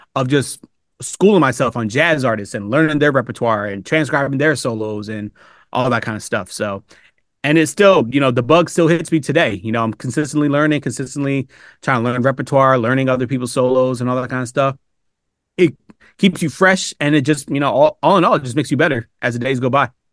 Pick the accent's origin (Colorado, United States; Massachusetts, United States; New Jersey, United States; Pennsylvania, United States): Pennsylvania, United States; Upper Darby; also born or lived in Philadelphia; I was born in Philadelphia, but I was raised outside the city in a town called Upper Darby, uh, Pennsylvania